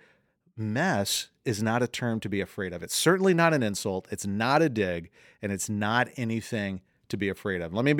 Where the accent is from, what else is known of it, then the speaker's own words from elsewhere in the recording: Southern United States, United States; accent: Southern; I'm from the fried chicken south. {S2} Mercy. Bless {S1} you. I am from the deep south. If you ever listened to my mom talk, my brother talk, you'd be like, yes.